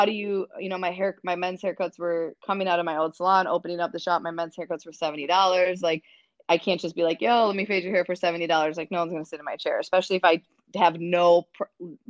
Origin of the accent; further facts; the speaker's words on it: Minnesota, United States; now in Chicago, United States; I'm from a very small white town in Minnesota. I think I realized the racial divide in my hometown at a pretty young age.